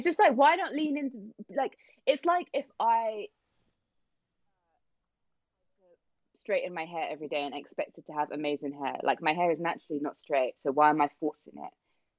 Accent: United Kingdom; as a British person

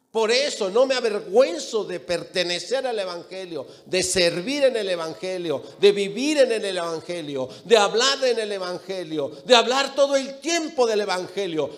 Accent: León, Guanajuato, Mexico; also born or lived in Jalisco / Mexico City; mis padres son de Jalisco, yo nací en León y me registraron en la Ciudad de México

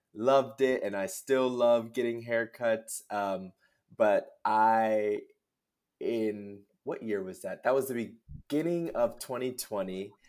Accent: Lawrence, New Jersey, United States; moved away as an adult; also born or lived in New York / Miami; now in Chicago, United States; I was born in New Jersey, um, in Lawrence, New Jersey, where I grew up, uh, did K through twelve there.

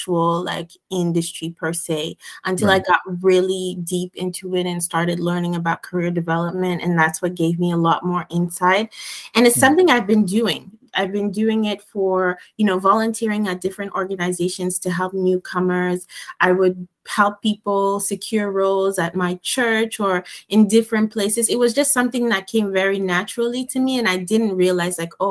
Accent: Montreal, Quebec, Canada; I grew up in Montreal. So, and my parents are originally from Ghana, although I was born here

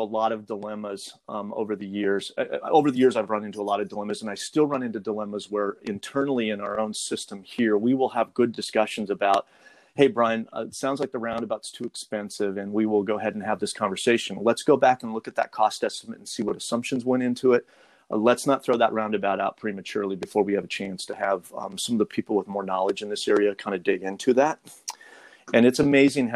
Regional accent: Montana, United States; my home state of Montana

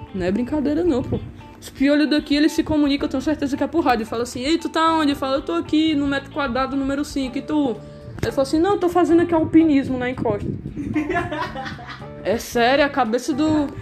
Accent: Ceará, Brazil; eu sou cearense

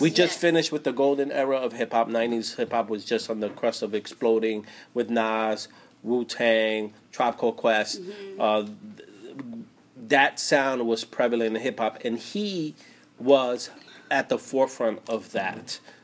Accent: East Coast, United States; I grew up on the East Coast

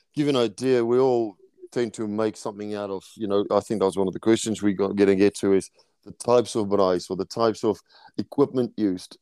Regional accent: South Africa; moved away as an adult; now in New Zealand; growing up in South Africa

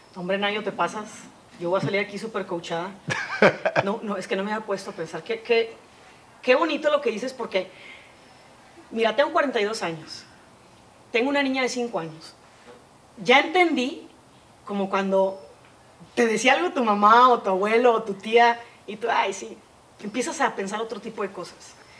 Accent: Monterrey, Nuevo León, Mexico; nací aquí en Monterrey.

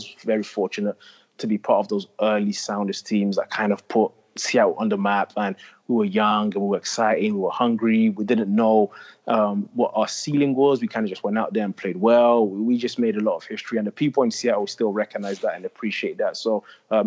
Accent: London, United Kingdom; I grew up in the north part of London. I actually grew up in Tottenham

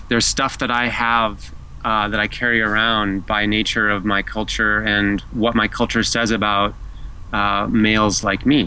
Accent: United States; being an American male, American white male in particular

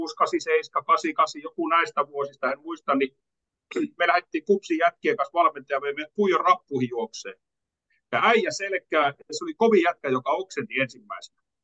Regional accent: Kuopio, North Savo, Finland; pikkupoikana oli siellä, niin Kuopiossa

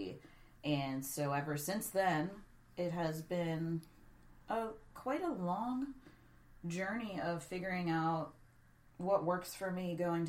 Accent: Pittsburgh, Pennsylvania, United States; I grew up in Pittsburgh

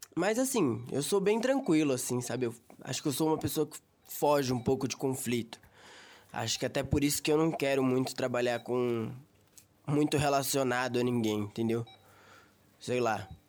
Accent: São Bernardo do Campo, São Paulo, Brazil; also born or lived in São Caetano do Sul; eu sou de São Bernardo do Campo, moro no Riacho, eu tenho 19 anos, eu moro aqui em São Bernardo faz uns 6 anos já. Eu morava na verdade em São Caetano

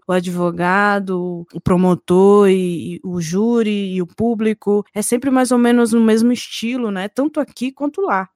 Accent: Brasília, Federal District, Brazil; eu sou de Brasília

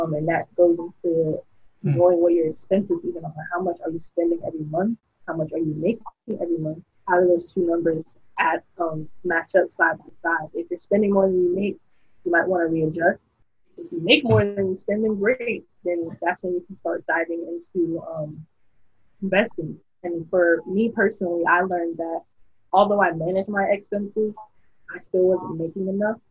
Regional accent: Miami, Florida, United States; moved away; I'm originally from South Florida, Miami, 3 to 5

